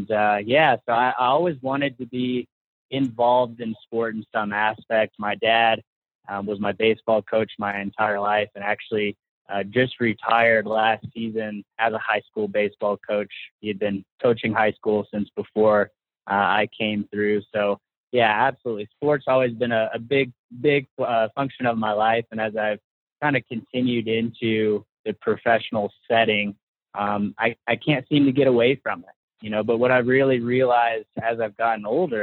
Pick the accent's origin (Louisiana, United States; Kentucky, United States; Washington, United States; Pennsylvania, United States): Kentucky, United States; Paducah; I actually grew up in small town Paducah, Kentucky